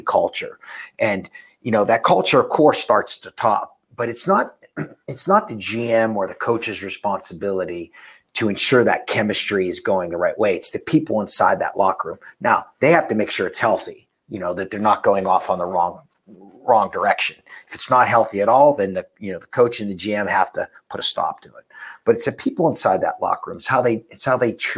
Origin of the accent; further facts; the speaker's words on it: Pittsburgh, Pennsylvania, United States; I'm from Pittsburgh